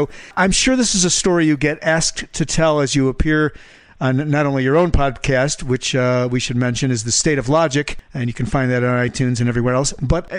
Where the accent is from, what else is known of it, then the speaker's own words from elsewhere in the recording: Chicago, Illinois, United States; Chicago, my hometown. That's where I was born and raised.